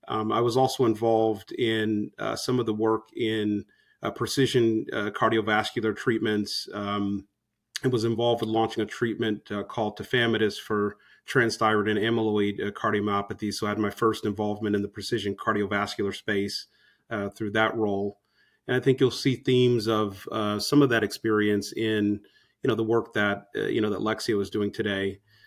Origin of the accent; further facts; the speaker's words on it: Los Angeles, California, United States; Well, so I'm originally from the West Coast, from Los Angeles. I went to college on the East Coast